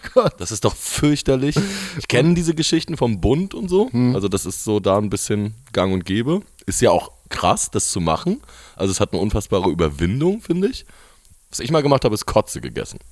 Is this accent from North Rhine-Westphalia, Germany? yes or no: no; Rostock, Mecklenburg-Vorpommern, Germany